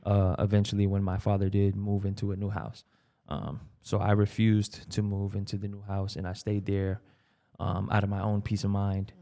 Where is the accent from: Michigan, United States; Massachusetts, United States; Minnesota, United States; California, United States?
Massachusetts, United States; Brockton; growing up in Brockton was pretty, pretty smooth